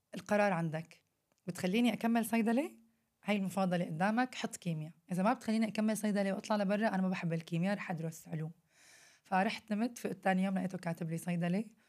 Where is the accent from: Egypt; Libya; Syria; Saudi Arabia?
Syria; moved away; إحنا عندنا بسوريا